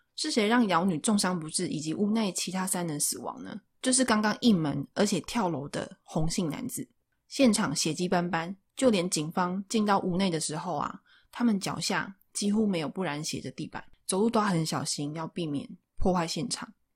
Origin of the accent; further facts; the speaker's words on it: Taichung, Taiwan; 因为我是台中人